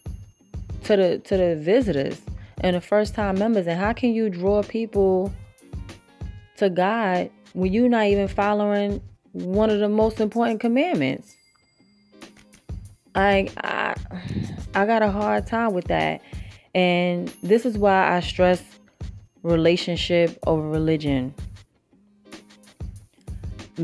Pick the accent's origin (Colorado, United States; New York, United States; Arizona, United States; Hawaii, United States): New York, United States; moved away as an adult; also born or lived in Virginia / Brooklyn; now in South Carolina, United States; I'm from New York, but, you know, I've lived in Virginia, and right now I'm in South Carolina. Even though my accent still ain't leave me